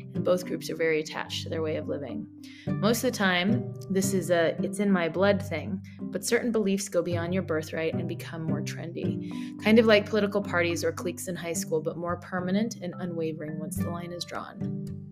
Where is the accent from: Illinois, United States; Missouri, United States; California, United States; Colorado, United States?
Colorado, United States; I'm from Colorado